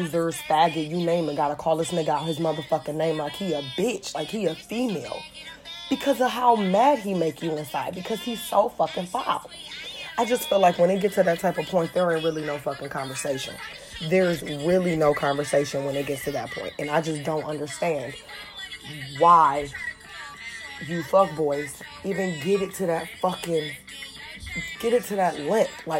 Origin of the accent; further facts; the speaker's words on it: Detroit, Michigan, United States; I'm from Detroit